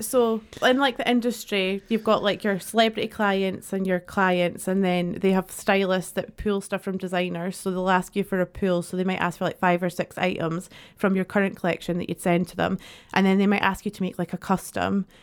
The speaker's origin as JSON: {"language": "English", "town": "Dundee", "region": "Scotland", "country": "United Kingdom", "also_born_or_lived": "Edinburgh", "moved": "as an adult", "said": "I'm from Dundee originally"}